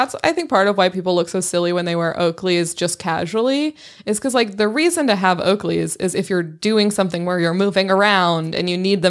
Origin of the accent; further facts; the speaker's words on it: Inland Empire, California, United States; I grew up in the Inland Empire, and this is exactly what people wore.